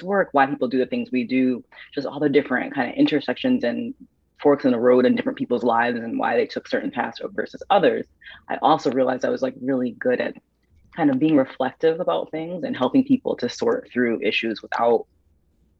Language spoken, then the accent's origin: English; Waterbury, Connecticut, United States; I am from Waterbury, Connecticut, which is a smaller city in Connecticut, born and raised